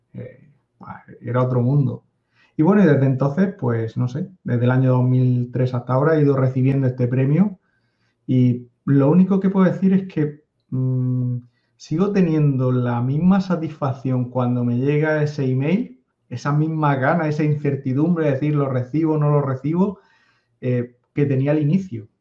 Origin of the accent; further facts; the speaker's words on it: a coastal town in the Murcia area, Region of Murcia, Spain; yo soy una persona que vive en un pueblo de la costa de España de 14.000 habitantes, a 500 kilómetros de Madrid